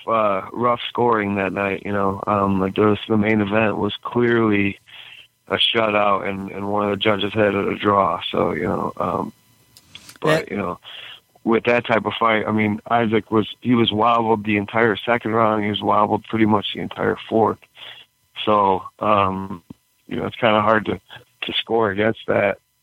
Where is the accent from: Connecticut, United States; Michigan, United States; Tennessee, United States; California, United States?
Michigan, United States; Royal Oak; I'm from Royal Oak originally.